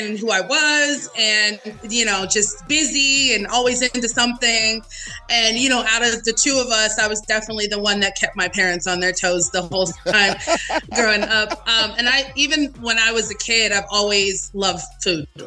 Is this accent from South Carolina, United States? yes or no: no; Las Vegas, Nevada, United States; also born or lived in Los Angeles, California; born in Los Angeles, California. But I moved here to Las Vegas when I was 3. So I've been in Vegas ever since